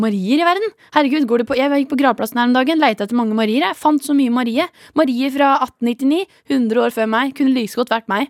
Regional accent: Horten, Vestfold, Norway; now in Oslo, Norway; jeg er fra Horten

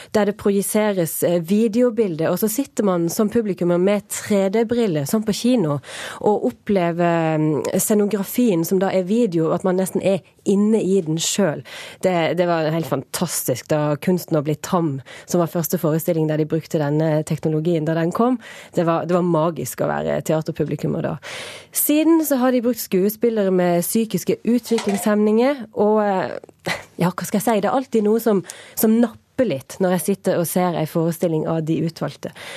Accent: Norway; vi som nordmenn

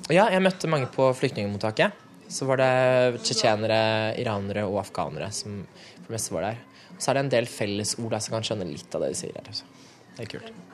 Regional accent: Norway; Norge er jo hjemlandet mitt

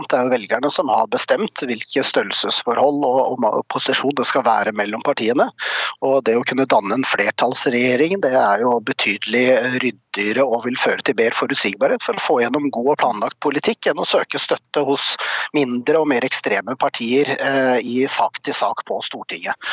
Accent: Oslo, Norway; Jeg er sjøl fra Oslo øst, og jeg veit forskjellen forskjellen på Oslo øst og vest.

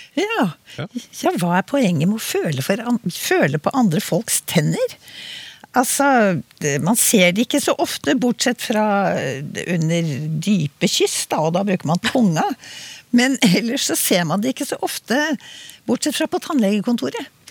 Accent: Oslo, Norway; selv om jeg er fra Oslo, så begge foreldrene mine var liksom eh, innvandret til Oslo

